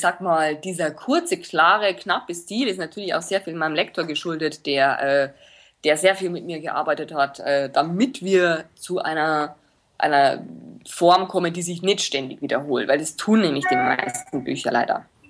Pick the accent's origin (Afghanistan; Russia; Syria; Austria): Austria; Linz, Upper Austria; now in Munich, Germany; ich bin aus Linz gebürtig, bin aber nach München ausgewandert und lebe jetzt hier